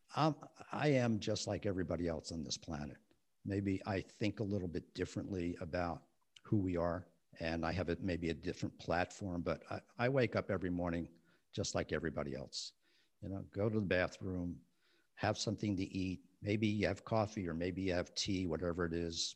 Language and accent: English; West New York, New Jersey, United States; I grew up in West New York, New Jersey